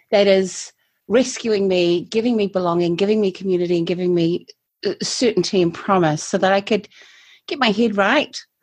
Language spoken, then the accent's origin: English; Christchurch, Canterbury, New Zealand; also born or lived in Taiwan; I'm a native, i I say, a native of Christchurch. I've always lived here, except when I haven't lived here